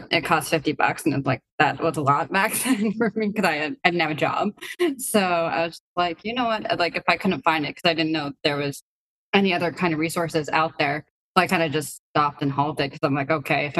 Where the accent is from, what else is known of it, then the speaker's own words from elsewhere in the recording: New Hampshire, United States; also born or lived in Biysk, Russia; I grew up in a small town in New Hampshire